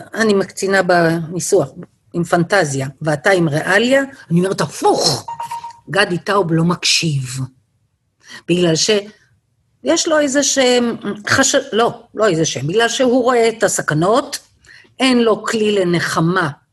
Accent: Bnei Brak, Tel Aviv District, Israel; now in Kedumim; אצלנו בבני ברק בפרדס היה לנו סליק של לחי, ואני בבית שמעתי דברים

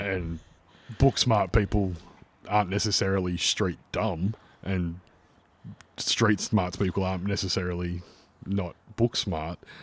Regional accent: Melbourne, Victoria, Australia; accent: Australian; we both come from very similar yet very different backgrounds growing up in the western suburbs of Melbourne

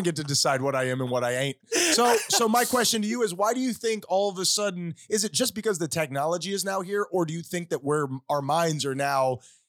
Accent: Tennessee, United States; we're from Tennessee. This could work.

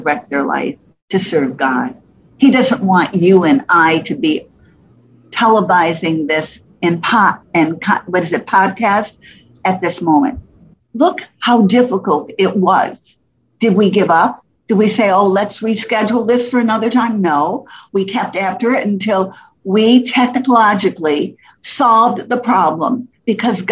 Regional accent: Poughkeepsie, New York, United States; moved away as an adult; also born or lived in Fort Lauderdale, Florida; I was from New York City, New York, Poughkeepsie, New York, not city, but New York, but Poughkeepsie, New York

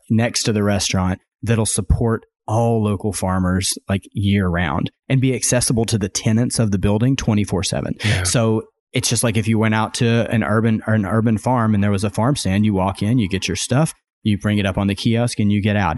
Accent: Arkansas, United States; moved away as an adult; also born or lived in Rogers, Arkansas / Austin, Texas; now in Bentonville, United States; I grew up in Arkansas

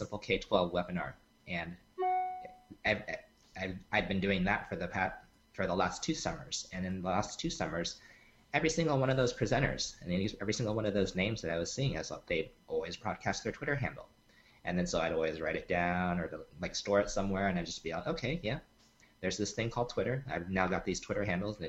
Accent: California, United States; I am from California

